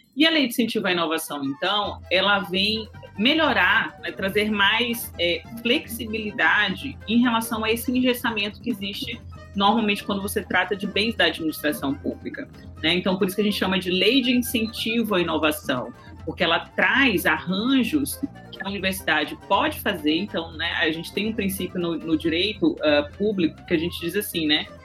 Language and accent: Portuguese; Brazil; also born or lived in São Luís, Maranhão; nós como, como brasileiros